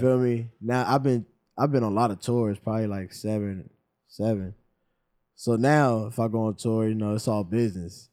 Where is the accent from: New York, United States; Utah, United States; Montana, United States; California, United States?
California, United States; Los Angeles; I'm from South Central Los Angeles. I'm from Mid City, though, Midtown.